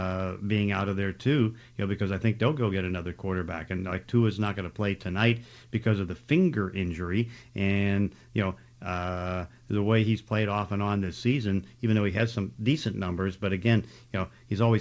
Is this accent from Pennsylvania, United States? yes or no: yes; Braddock, Pennsylvania, United States; which is about 6-7 miles from where I grew up in Braddock, and then moved to Forest Hills.